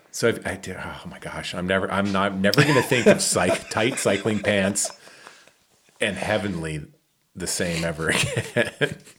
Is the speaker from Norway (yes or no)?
no; Michigan, United States; moved away; my hometown of Michigan. I grew up with Cobb, A K A Cowboy